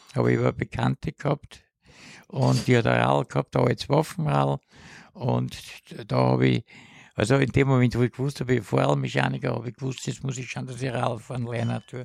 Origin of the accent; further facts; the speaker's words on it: Vienna, Austria; also born or lived in Haldensleben, Germany; Mit Pausen bin ich aufgewachsen in 16 Bezirk